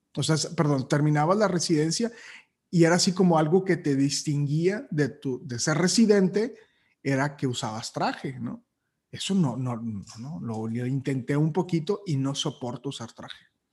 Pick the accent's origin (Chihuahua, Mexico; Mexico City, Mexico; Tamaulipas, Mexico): Tamaulipas, Mexico; Matamoros; moved away as an adult; yo soy de Matamoros y yo me vine aquí a los 18 años